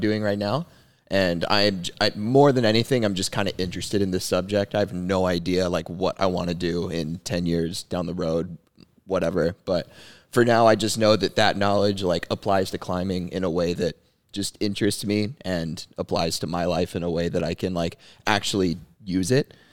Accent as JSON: {"language": "English", "town": "Dallas", "region": "Texas", "country": "United States", "tie": "born or raised there", "said": "I'm from Dallas, Texas. I grew up climbing here at Summit Carrollton"}